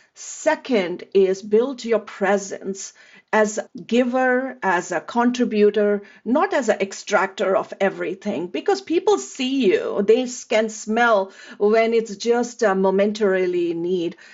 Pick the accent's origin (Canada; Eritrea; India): India; moved away as an adult; now in United States; I grew up in India